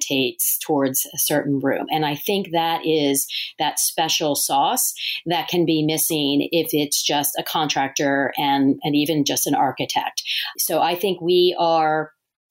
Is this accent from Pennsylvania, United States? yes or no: no; Delaware, United States; also born or lived in New York City; moved to my home state of Delaware and have been practicing on my own here for the last 21 years.